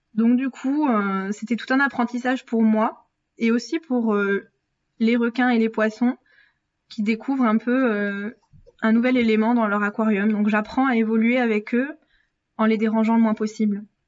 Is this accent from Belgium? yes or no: no; Brittany, France; en Bretagne, ma région d'origine